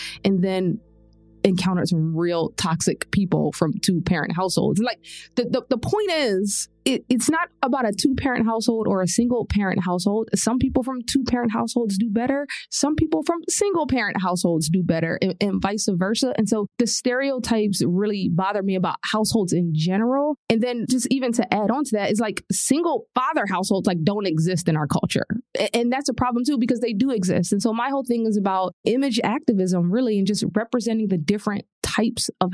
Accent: Philadelphia, Pennsylvania, United States; also born or lived in New York; In Philadelphia, there are a lot of people that look like me in single parent households. So to me, it was just a household and I had a great childhood

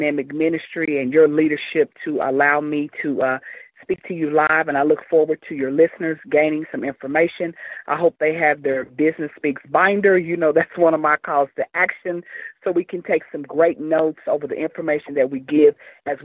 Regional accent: Kansas City, United States; As a young girl growing up in the Kansas City area

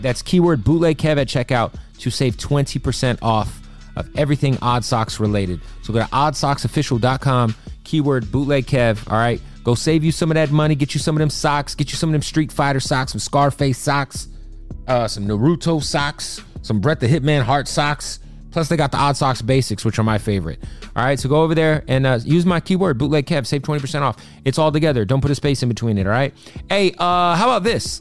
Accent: Phoenix, Arizona, United States; I'm from Phoenix.

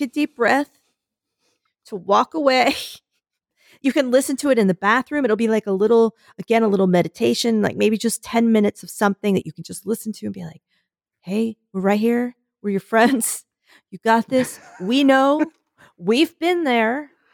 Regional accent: Philadelphia, Pennsylvania, United States; I'm from Philadelphia

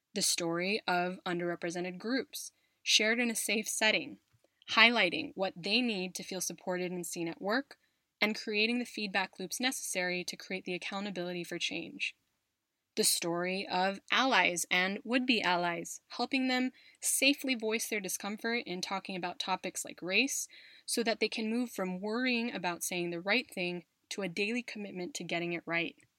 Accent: United States; moved away as an adult; now in Spain; from my home country of the US, from my adopted country of Spain

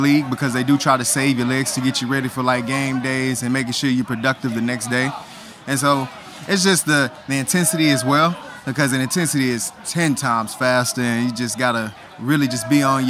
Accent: Texas, United States; I'm from Texas

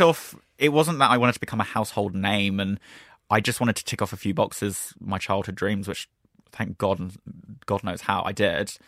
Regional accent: Brighton, South East England, United Kingdom; moved away; also born or lived in London; which is my hometown.

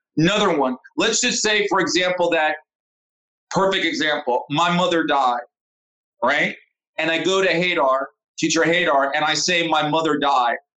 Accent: United States; moved away as an adult; now in Saudi Arabia; me growing up in America

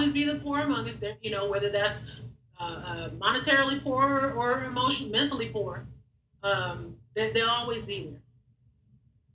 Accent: Long Beach, California, United States; I'm from Long Beach, you know, graduated from Long Beach Poly

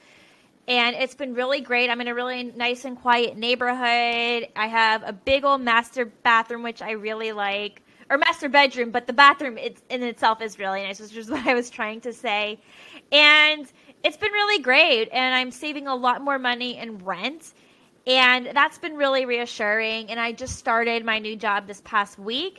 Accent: Richmond, Virginia, United States; moved away as an adult; now in Portland, United States; I was born and raised in Richmond, Virginia

